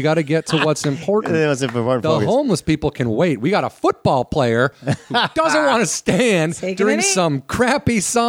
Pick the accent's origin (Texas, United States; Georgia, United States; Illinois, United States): Illinois, United States; moved away as an adult; now in Los Angeles, United States; I'm from Illinois.